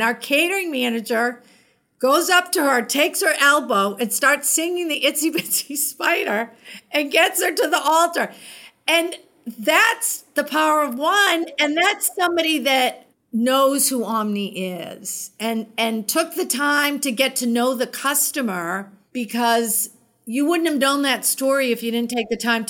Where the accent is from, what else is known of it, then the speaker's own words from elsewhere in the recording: Boston, Massachusetts, United States; I love Boston. I am a Bostonian through and through.